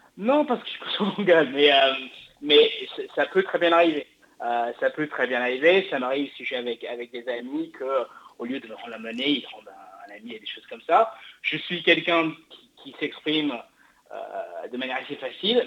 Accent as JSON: {"language": "French", "region": "England", "country": "United Kingdom", "moved": "yes", "lives_now": "France", "said": "je suis anglais à l'origine"}